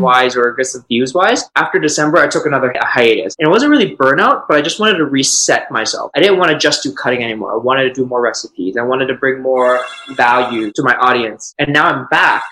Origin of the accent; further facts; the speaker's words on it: Toronto, Ontario, Canada; I'm from Toronto